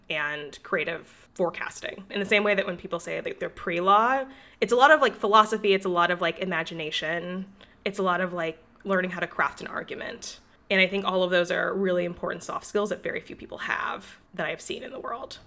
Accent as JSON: {"language": "English", "region": "Illinois", "country": "United States", "tie": "born or raised there", "said": "I grew up in Illinois where we h, were forced to take gym from sixth grade until twelfth grade"}